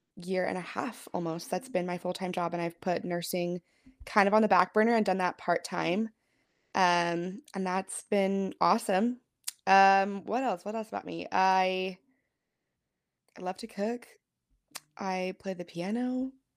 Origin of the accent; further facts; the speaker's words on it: Pullman, Washington, United States; moved away; I am from Washington State. Originally, I grew up in Pullman